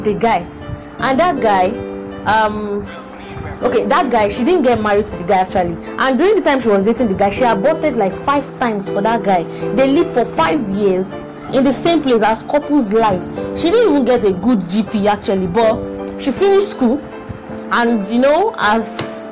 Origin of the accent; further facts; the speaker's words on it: Osun, Nigeria; I'm from Osun State